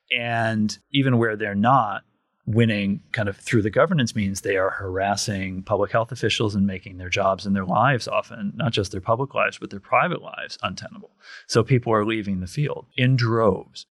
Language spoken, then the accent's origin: English; Kent County, Michigan, United States; I grew up in Kent County, Michigan